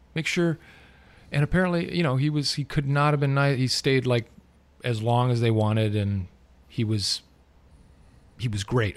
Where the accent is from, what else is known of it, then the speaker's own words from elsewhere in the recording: Southern California, United States; I'm a legit born and raised in Southern California